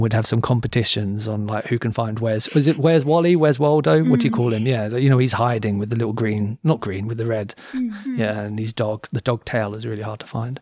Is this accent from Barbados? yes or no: no; Cambridge, East of England, United Kingdom; moved away; I grew up in Cambridge